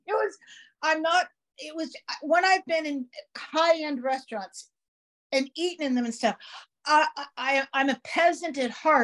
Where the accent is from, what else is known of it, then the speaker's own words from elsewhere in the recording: San Francisco, California, United States; I'm from San Francisco